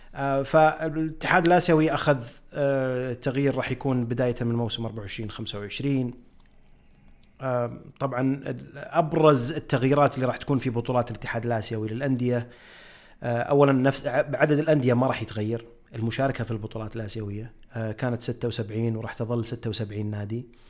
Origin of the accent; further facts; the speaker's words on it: Saudi Arabia; عندنا في السعوديه